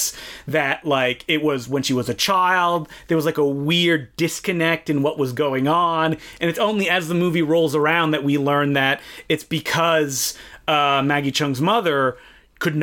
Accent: Canada; I'm Canadian

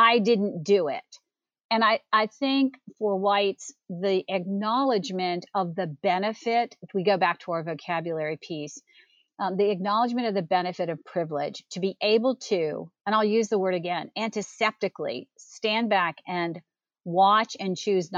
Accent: Arlington, Virginia, United States; I grew up in the Washington, D.C. area in Arlington, Virginia.

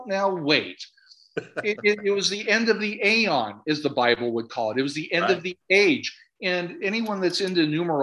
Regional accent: Minnesota, United States; I'm from Minnesota.

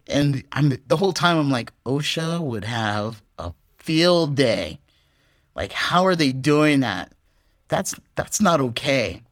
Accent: United States; now in Vietnam; as an American

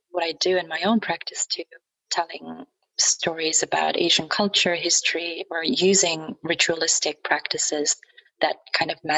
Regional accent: Germany; English is a second language; the awareness is a different one now compared to 10 or 20 years ago when I grew up in Germany.

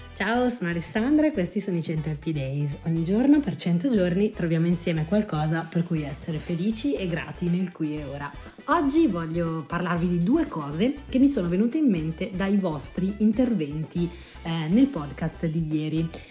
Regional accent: Lombardy, Italy; also born or lived in Piedmont / Lunigiana; io sono nata in Piemonte, cresciuta in Lombardia e sono di origini lunigianesi

